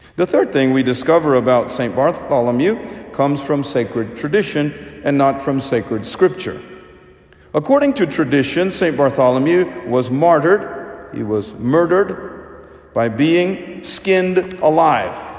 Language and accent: English; India; moved away; my home country. So, we Indians